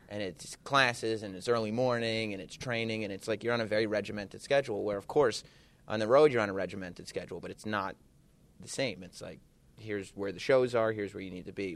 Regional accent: Westchester, New York, United States; my hometown this weekend of Westchester, New York

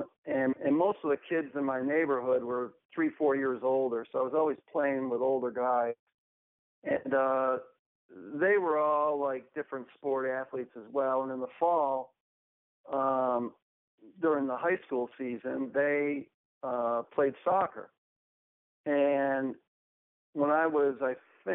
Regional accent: Buffalo, New York, United States; moved away as an adult; also born or lived in Edmonton / Wichita, Kansas / Germany; now in Fort Worth, United States; I basically grew up in the Buffalo area in New York.

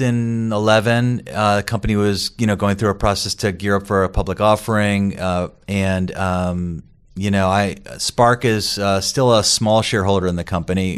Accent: New York, United States; now in Boston, United States; I grew up in New York

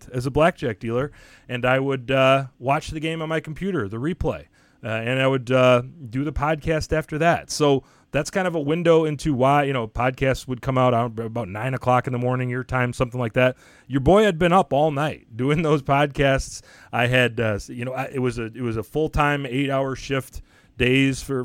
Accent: Michigan, United States; moved away as an adult; also born or lived in Missouri / Virgin Islands / Chicago; before I moved away from Michigan

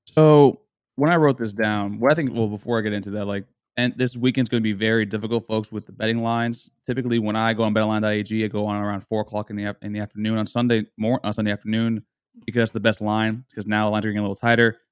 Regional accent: South Florida, United States; also born or lived in Houston; I'm from Houston. I grew up in South Florida. I grew up around Miami

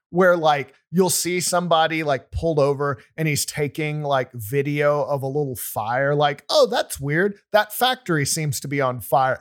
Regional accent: Wichita Falls, Texas, United States; I grew up in Wichita Falls, Texas, which is in the northern part of the state

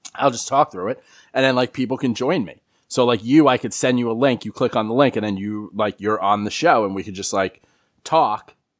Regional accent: New York City, New York, United States; I grew up in the Bronx

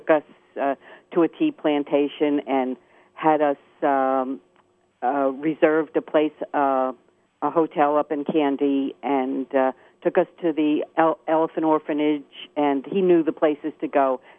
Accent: New Jersey, United States; And just to tell you that I'm from New Jersey, as you said, and the beaches are much like the beaches in New Jersey, which really surprised me.

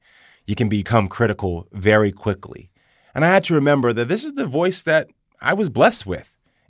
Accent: Houston, Texas, United States; Like, for instance, I'm from Houston.

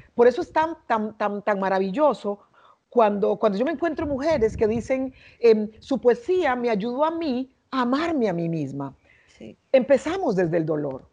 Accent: San José, Costa Rica; now in Panama; yo crecí y nací, en, cre nací, crecí en Costa Rica, en la capital del país, en San José

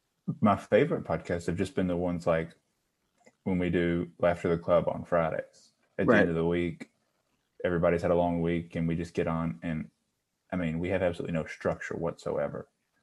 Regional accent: Southeast, United States; And I'm from the Southeast.

